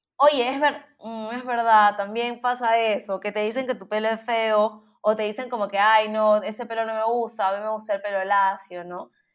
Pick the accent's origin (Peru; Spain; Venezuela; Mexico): Peru; now in United States; como peruanos